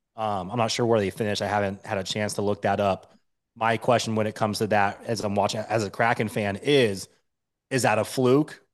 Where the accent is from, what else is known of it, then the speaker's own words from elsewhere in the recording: Washington, United States; also born or lived in Denver, Colorado; I'm born and raised in Washington State.